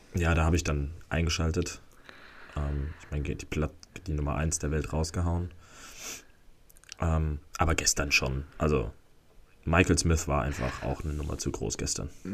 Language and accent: German; Netherlands; als Holländer hier